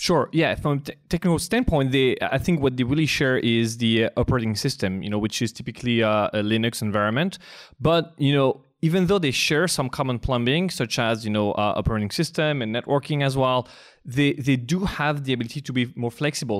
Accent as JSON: {"language": "English", "country": "France", "second_language": "English", "moved": "as an adult", "lives_now": "United States", "said": "I am indeed from France"}